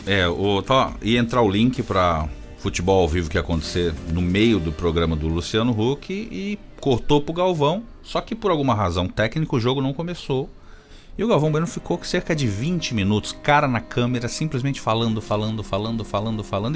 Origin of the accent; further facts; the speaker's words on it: São Paulo, Brazil; cresci na zona leste de São Paulo com muito orgulho